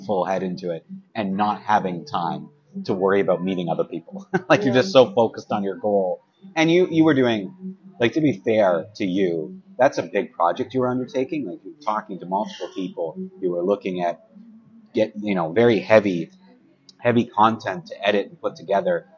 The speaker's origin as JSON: {"language": "English", "town": "Kingston", "region": "Ontario", "country": "Canada", "tie": "born or raised there", "moved": "as an adult", "lives_now": "Ottawa, Canada", "said": "I'm not from Ottawa. I'm from Kingston, which is not too far from here. Um, but I grew up there"}